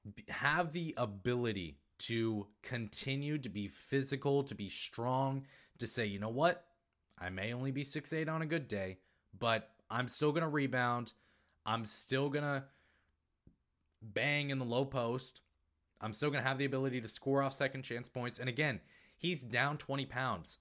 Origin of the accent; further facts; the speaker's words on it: Maine, United States; accent: northeastern; moved away; I was born in Maine